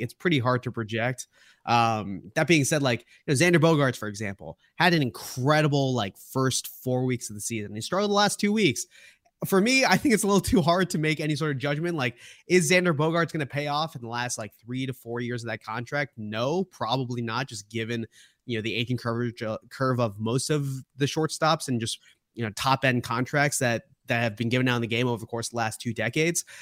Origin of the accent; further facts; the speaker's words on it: Boston, Massachusetts, United States; my reference points are all Boston, growing up in Boston